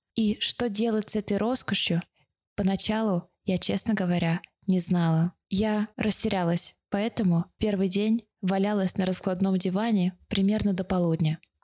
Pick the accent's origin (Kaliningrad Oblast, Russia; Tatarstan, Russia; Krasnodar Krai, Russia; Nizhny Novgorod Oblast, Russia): Kaliningrad Oblast, Russia; Kaliningrad; moved away as an adult; also born or lived in Moscow, Russia; now in Israel; в родном городе Калининграде с семьёй